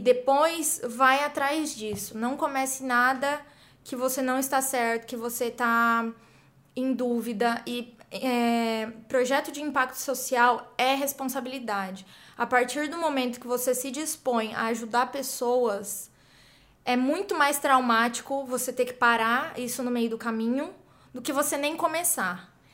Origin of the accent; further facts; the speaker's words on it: interior of São Paulo, Brazil; moved away as an adult; also born or lived in United States; eu sou brasileira, sou do interior de São Paulo